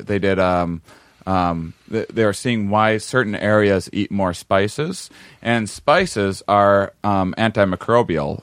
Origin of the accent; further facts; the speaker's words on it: Wisconsin, United States; I'm from Wisconsin, we eat very bland food there